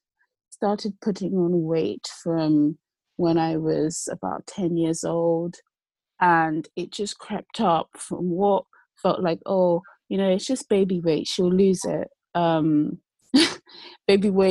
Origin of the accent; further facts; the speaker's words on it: Nigeria; also born or lived in London / Lagos; I sort of hybridly living between London and Lagos, Nigeria. I'm Nigerian